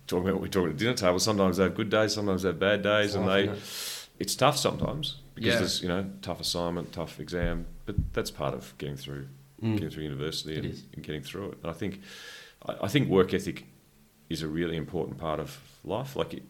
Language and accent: English; Canberra, Australian Capital Territory, Australia; So you're in a new city. I came from Canberra.